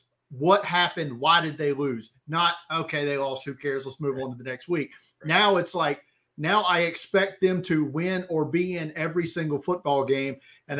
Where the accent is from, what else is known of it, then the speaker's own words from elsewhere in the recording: Alabama, United States; Bengals fan since I was probably 5 or 6 years old, circa 1985. Don't ask me how somebody who's born and raised in Alabama becomes there.